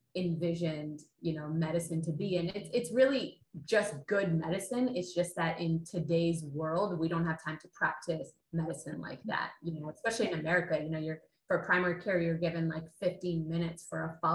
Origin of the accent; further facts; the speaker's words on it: Canada; my background is South Asian, and I grew up in Canada, and I was born and raised in Canada